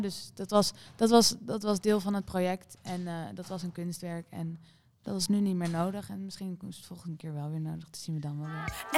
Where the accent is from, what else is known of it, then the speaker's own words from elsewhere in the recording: Amsterdam, North Holland, Netherlands; ik ben toevallig voor Ajax omdat ik uit Amsterdam kom